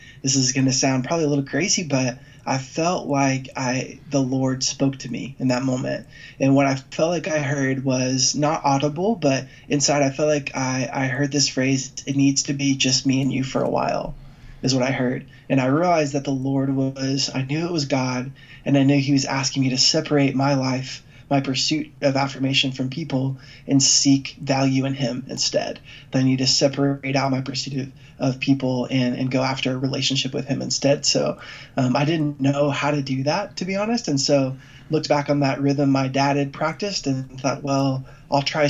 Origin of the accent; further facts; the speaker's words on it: Dallas, Texas, United States; I grew up here in Dallas as the son of a great pastor